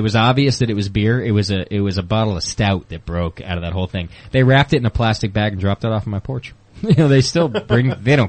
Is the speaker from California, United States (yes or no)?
yes; Southern California, United States; also born or lived in Martinez, California; I'm from Southern California.